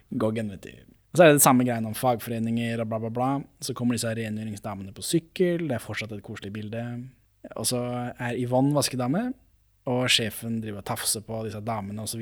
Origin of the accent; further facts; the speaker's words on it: Norway; for meg som nordmann